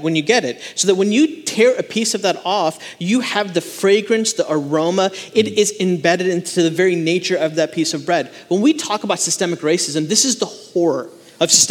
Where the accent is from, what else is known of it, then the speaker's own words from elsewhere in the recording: Chicago, Illinois, United States; also born or lived in India; now in Charlotte, United States; I was born and raised in the Chicagoland area, but I went to go live in India for 2.5 years to live with my grandparents